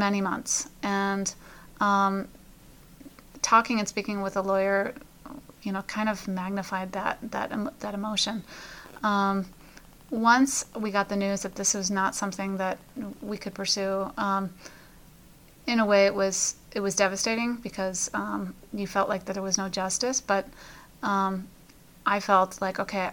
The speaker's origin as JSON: {"language": "English", "town": "Chicago", "region": "Illinois", "country": "United States", "tie": "born or raised there", "moved": "yes", "lives_now": "Pennsylvania, United States", "said": "my hometown of Chicago."}